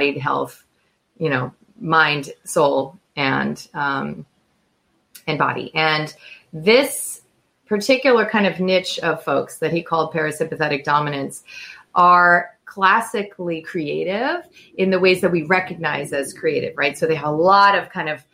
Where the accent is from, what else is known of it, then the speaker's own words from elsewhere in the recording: United States; I'm American